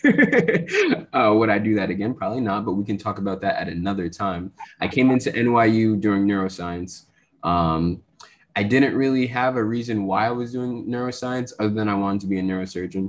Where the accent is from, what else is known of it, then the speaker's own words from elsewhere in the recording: New Jersey, United States; I grew up in Jersey.